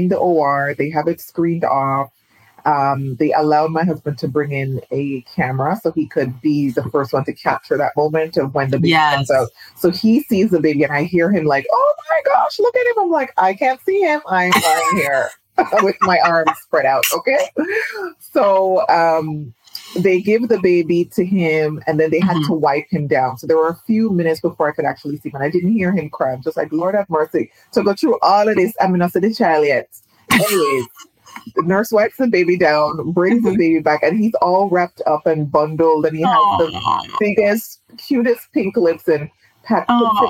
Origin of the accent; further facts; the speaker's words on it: Jamaica; I'm Jamaican, but Trinidad is in my bones.